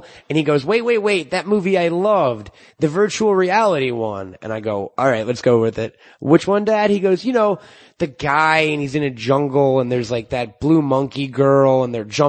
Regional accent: New York, United States; I'm from New York

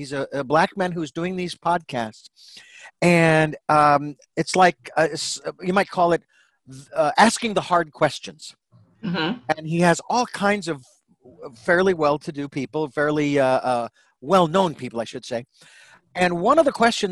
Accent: Phoenix, Arizona, United States; moved away; I was born and raised in Phoenix, Arizona

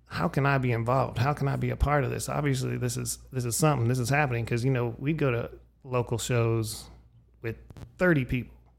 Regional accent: Erie, Pennsylvania, United States; my hometown of Erie, Pennsylvania

